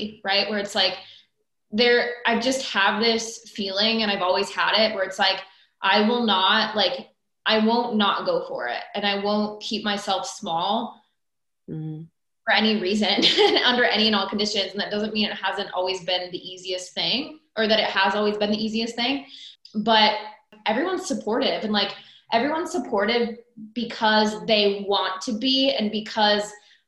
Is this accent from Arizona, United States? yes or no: no; Iowa, United States; now in North Carolina, United States; I grew up in the Midwest, from Iowa originally, smack dab in the middle of the US